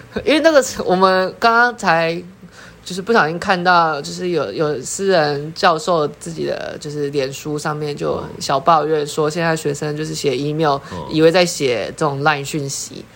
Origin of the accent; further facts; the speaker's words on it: Taipei, Taiwan; 我是台北人